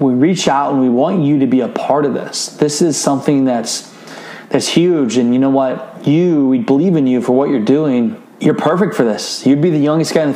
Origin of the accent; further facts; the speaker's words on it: Northeast Iowa, United States; I'm a kid from Northeast Iowa with 750 people in the town